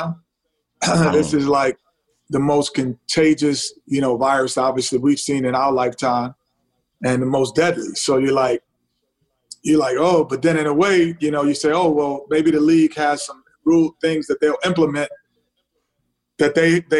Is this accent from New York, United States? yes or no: yes; New York, United States; moved away; I'm from New York originally